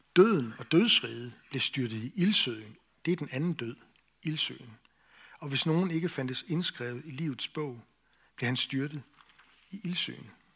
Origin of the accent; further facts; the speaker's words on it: Esbjerg, Southern Denmark, Denmark; Jeg voksede op i Esbjerg